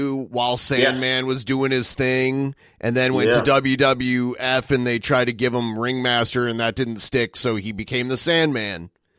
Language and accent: English; Toledo, Ohio, United States; my hometown, Toledo, Ohio